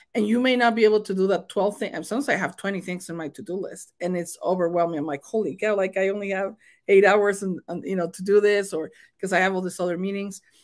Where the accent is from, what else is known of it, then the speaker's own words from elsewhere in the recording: Mexico; accent: thick accent; English is a second language; moved away as an adult; as a new immigrant, because I was born and raised in Mexico